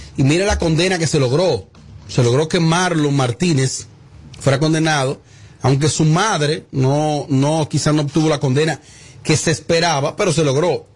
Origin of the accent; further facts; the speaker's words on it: Bonao, Monseñor Nouel, Dominican Republic; mi pueblo Bonao